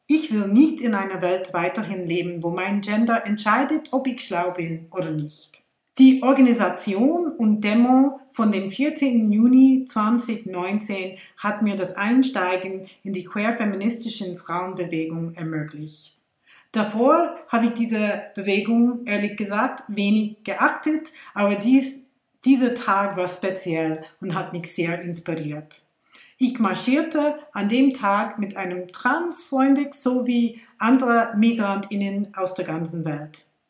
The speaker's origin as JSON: {"language": "German", "country": "India", "moved": "yes", "lives_now": "Switzerland", "said": "in meiner Heimat in Indien"}